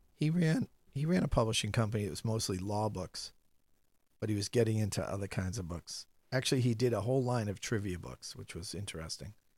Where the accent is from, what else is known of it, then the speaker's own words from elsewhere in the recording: Medford, Massachusetts, United States; also born or lived in Scituate, Massachusetts / Needham, Massachusetts; now in Boston, United States; I grew up in Medford. Spent every summer in Situate.